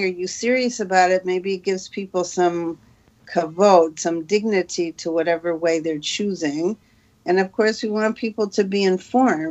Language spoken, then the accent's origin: English; Detroit, Michigan, United States; moved away as an adult; now in Israel; in Detroit